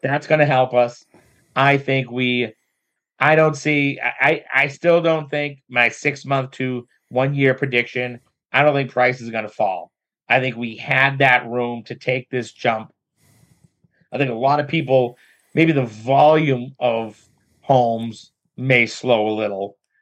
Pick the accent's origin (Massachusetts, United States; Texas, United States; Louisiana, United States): Massachusetts, United States; Methuen; now in North Andover, United States; I live in North Andover. I'm from Methuen.